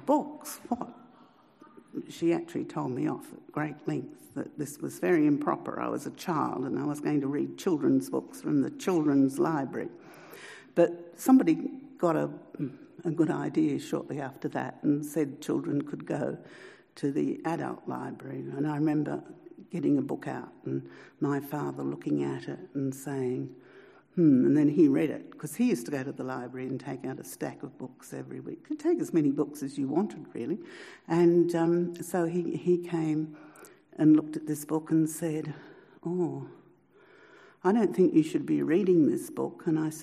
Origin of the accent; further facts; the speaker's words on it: Newcastle, New South Wales, Australia; I grew up in Newcastle and I used to take the tram to the children's library.